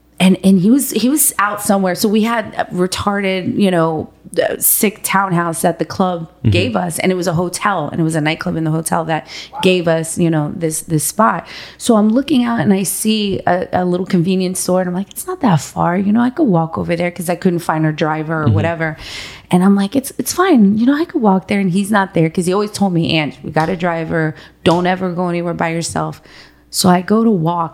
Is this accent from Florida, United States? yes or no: yes; Miami, Florida, United States; I'm from Miami.